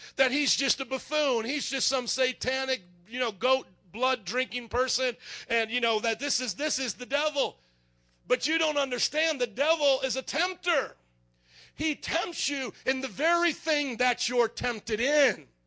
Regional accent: Fort Wayne, Indiana, United States; I grew up in Fort Wayne, Indiana

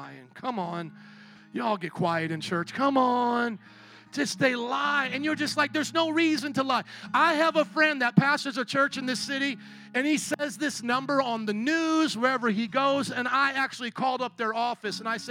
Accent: Missouri, United States; I'm from Missouri, the show me state.

